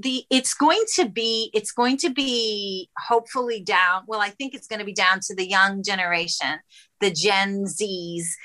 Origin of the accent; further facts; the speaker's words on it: Israel; moved away; I come from Israel originally